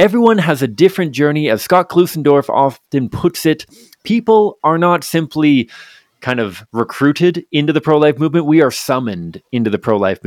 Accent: Victoria, British Columbia, Canada; now in Calgary, Canada; I grew up in Victoria and we never get snow out there

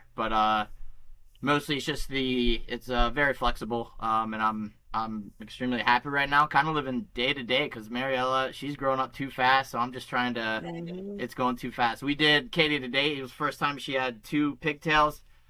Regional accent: Steubenville, Ohio, United States; moved away as an adult; also born or lived in Deep Creek Lake, Maryland / Dayton, Ohio; now in Philadelphia, United States; I'm from Steubenville, Ohio. Before that, I grew up in Deep Creek Lake, Maryland until I was nine. Then I moved to Steubenville until I was in college, and then I went to Dayton, Ohio, the University of Dayton for college.

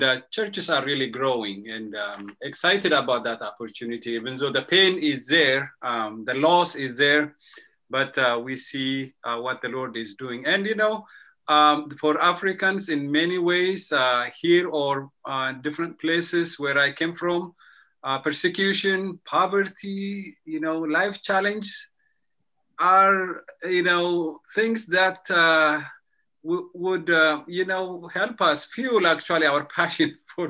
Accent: Ethiopia; now in near Washington, D.C., United States; I'm originally from Ethiopia

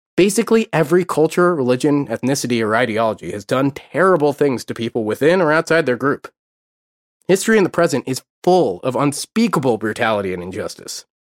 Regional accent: United States; I'm an American, and like most Americans, I only speak English as of yet

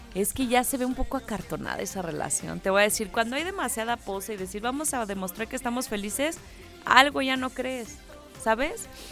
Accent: Mexico; cómo somos los mexicanos

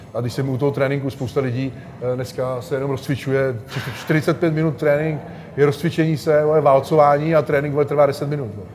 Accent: Czechia; u nás v Čechách

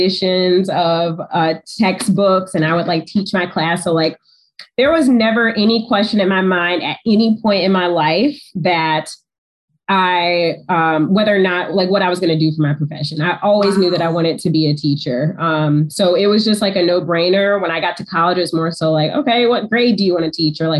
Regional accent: Georgia, United States; moved away as an adult; now in Detroit, United States; I'm from Georgia. So I went to the University of Georgia

